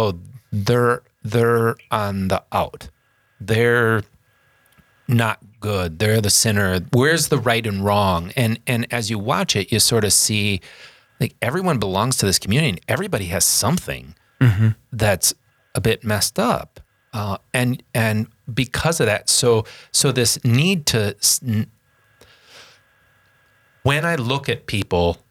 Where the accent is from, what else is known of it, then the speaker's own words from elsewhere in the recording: United States; growing up in the North End here in the cathedral